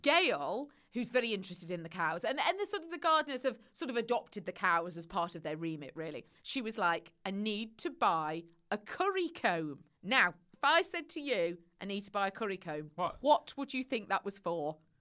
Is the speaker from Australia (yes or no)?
no; Cheshire, North West England, United Kingdom; accent: Midlands twang; also born or lived in Leicestershire / Midlands; now in London, United Kingdom; I went up north to Cheshire, uh, where June still is. Hi, June, and that's where I grew up before descending back down to London.